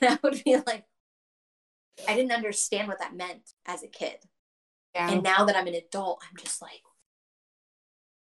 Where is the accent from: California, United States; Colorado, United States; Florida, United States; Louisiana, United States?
Florida, United States; I'm from Florida. I live in Florida.